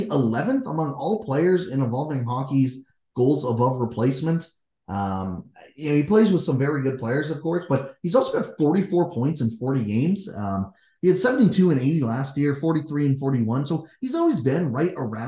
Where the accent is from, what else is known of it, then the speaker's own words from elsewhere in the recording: Kitchener-Waterloo area, Ontario, Canada; we're from the Kitchener-Waterloo area